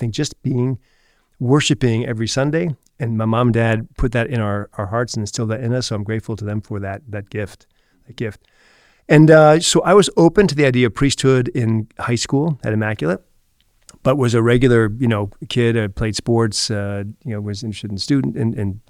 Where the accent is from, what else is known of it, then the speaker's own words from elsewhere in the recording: Newtown, Connecticut, United States; moved away as an adult; now in Rome, Italy; I grew up in Newtown, and I'm one of five children, three sisters and a brother who was born 12 years after I was born